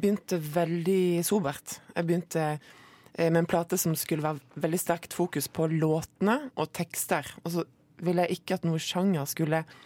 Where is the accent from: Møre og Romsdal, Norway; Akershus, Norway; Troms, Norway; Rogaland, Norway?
Rogaland, Norway; Moi; det er sånn man staver det på Moi, der jeg kommer fra